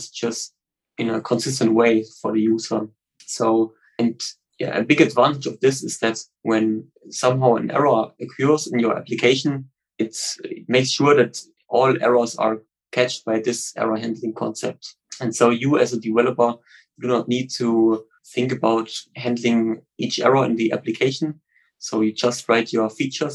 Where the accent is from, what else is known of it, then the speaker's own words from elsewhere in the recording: Stuttgart, Baden-Württemberg, Germany; I'm from Stuttgart in Germany